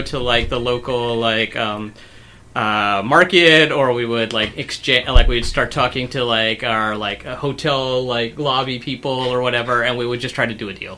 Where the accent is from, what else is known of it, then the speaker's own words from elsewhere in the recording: Durham, North Carolina, United States; I'm from Durham, North Carolina